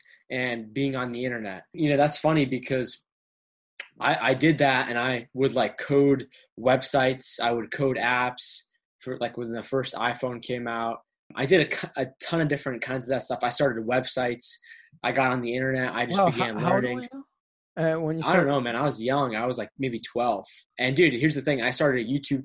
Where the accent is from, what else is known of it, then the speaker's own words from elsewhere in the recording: Westminster, Massachusetts, United States; also born or lived in Boston, Massachusetts / Cambridge, Massachusetts; So, I was born in Boston, Cambridge, Massachusetts, capital of the state. Ended up moving to a smaller town called Westminster out in Western Massachusetts